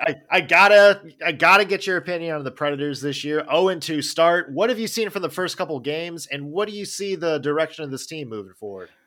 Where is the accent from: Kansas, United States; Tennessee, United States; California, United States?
Tennessee, United States; Nashville; my own N H L team in my backyard, in my hometown